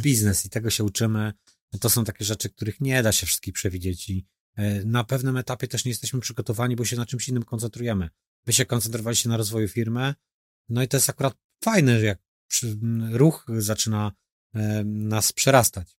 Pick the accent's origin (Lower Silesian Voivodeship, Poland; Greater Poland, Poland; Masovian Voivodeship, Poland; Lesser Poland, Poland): Greater Poland, Poland; Poznań; my w Wielkopolsce też myślę, że taką e, przedsiębiorczość tutaj i gospodarność bym to nazwał, że mamy tą gospodarność e, jako, jako poznaniacy budowaną